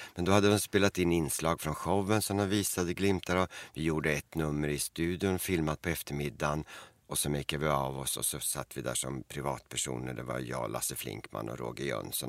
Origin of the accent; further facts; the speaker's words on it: Eskilstuna, Södermanland, Sweden; hemma i Eskilstuna.